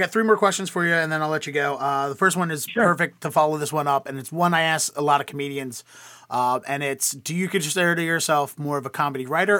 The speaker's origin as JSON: {"language": "English", "town": "Baltimore", "region": "Maryland", "country": "United States", "moved": "yes", "lives_now": "Boston, United States", "said": "I'm originally from Baltimore, but I live in Boston now."}